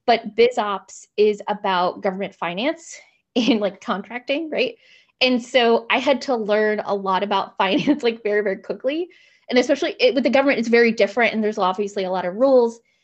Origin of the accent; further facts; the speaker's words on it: Gaithersburg, Maryland, United States; also born or lived in Washington, D.C.; I grew up in Gaithersburg, Maryland